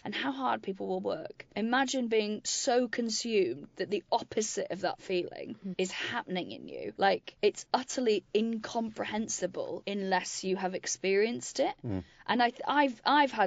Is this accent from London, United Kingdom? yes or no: no; Wales, United Kingdom; moved away; I grew up in Wales on a farm